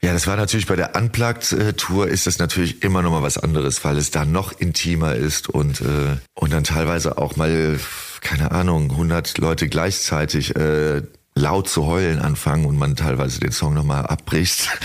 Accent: Heinsberg, North Rhine-Westphalia, Germany; in meiner Heimatstadt

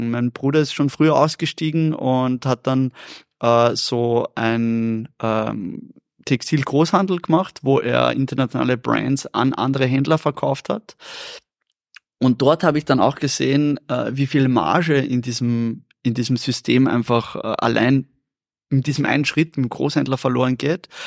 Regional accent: Vienna, Austria; Ja, ich habe das Wort nicht gekannt. Ich bin Wiener. Wir, wir, wir reden nicht so.

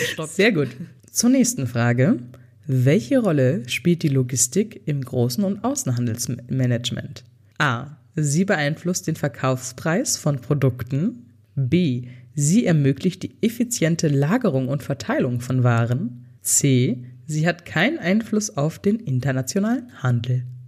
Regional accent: Germany; bei uns in Deutschland

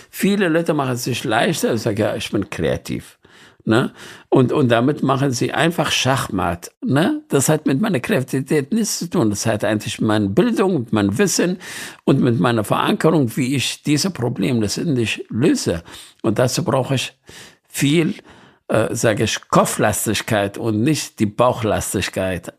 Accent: Nineveh, Iraq; ich bin in Nineveh geboren

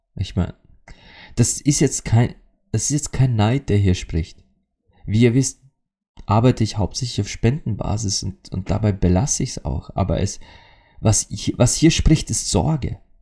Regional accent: Austria; bei uns in Österreich sagt man das so

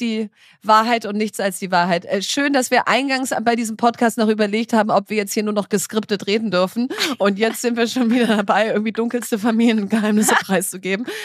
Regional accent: North Rhine-Westphalia, Germany; ich komme aus Ostwestfalen

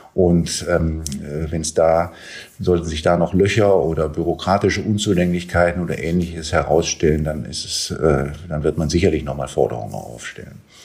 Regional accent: Berlin, Germany; als Berliner

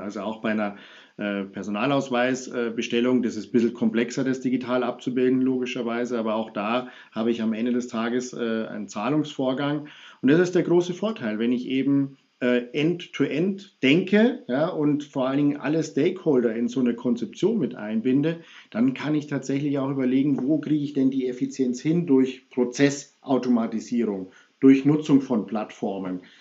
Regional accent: Munich, Bavaria, Germany; ich bin ja Münchner

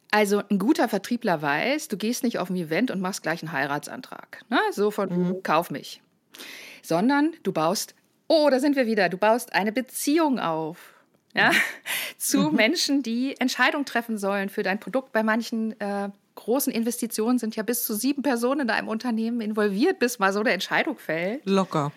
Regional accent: Lower Saxony, Germany; moved away as an adult; also born or lived in Baden-Baden; ich als Niedersächsin

